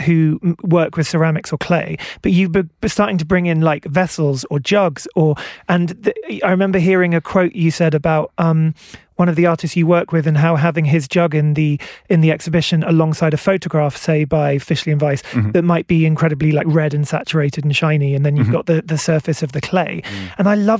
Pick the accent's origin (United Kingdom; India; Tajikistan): United Kingdom; England; also born or lived in Wales; My dad was from Tenby, my mum was from Newport, yeah. Yeah. But I grew up in England.